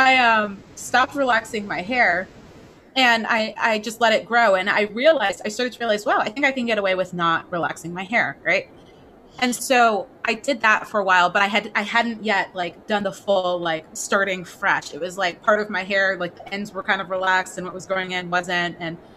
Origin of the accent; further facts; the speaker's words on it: East Coast, United States; But growing up, especially growing up on the East Coast, I had relaxers since I was, I don't know how old